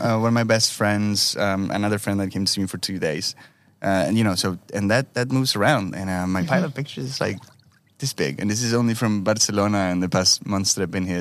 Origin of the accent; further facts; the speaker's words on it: Uruguay; moved away; I was born in Uruguay, but uh, with a strong Italian heritage